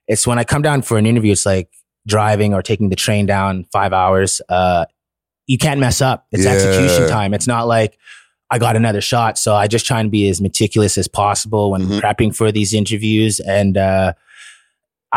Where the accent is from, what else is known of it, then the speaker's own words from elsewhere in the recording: Ottawa, Ontario, Canada; also born or lived in Toronto; I grew up in Ottawa from a young child